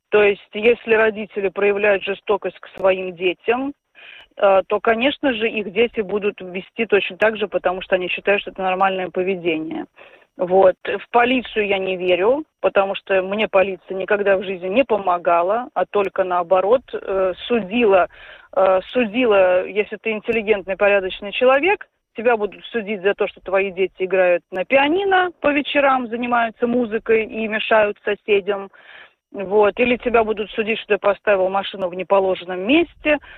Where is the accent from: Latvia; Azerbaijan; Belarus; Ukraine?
Latvia; Riga; Я родилась в 76-м году. У нас такие же. Я из, из Иманта